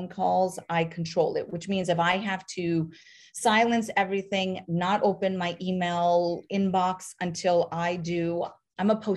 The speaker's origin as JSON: {"language": "English", "region": "North Dakota", "country": "United States", "tie": "born or raised there", "also_born_or_lived": "New York City", "moved": "yes", "said": "I grew up in North Dakota, town of 300 people"}